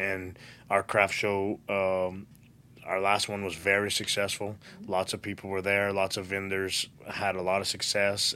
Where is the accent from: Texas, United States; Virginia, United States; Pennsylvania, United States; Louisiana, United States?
Louisiana, United States; Galliano / Golden Meadow; till I was eight, I was in the Galliano Golden